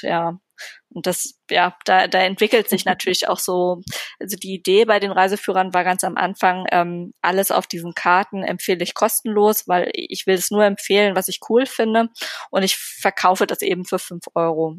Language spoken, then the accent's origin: German; Berlin, Germany; ich bin Berlinerin.